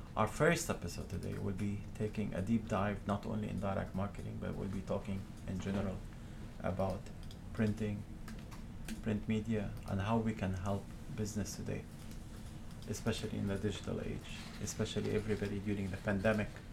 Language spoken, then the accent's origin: English; Montreal, Quebec, Canada; I come from Montreal